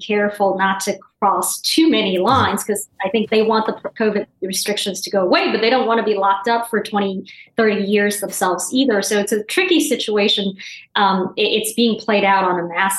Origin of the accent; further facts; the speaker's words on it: Guangzhou, Guangdong, China; now in United States; my hometown, the city of Guangzhou